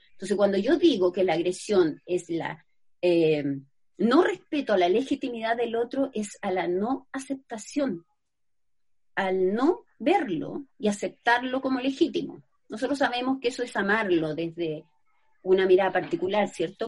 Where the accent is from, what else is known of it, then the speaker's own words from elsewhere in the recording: Santiago, Santiago Metropolitan Region, Chile; also born or lived in Valparaíso; yo soy de Santiago